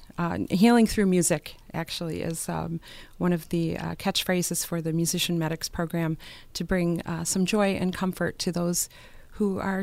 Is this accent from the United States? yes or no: yes; Buffalo, New York, United States; Born and raised in Buffalo, in the Buffalo area